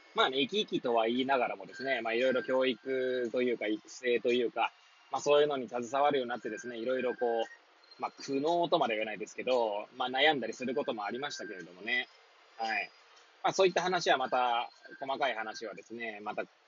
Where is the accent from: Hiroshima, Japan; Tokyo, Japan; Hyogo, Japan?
Tokyo, Japan; Hachiōji; moved away as an adult; now in Kamaishi, Japan; 八王子生まれ八王子育ち震災の前の年から釜石で働く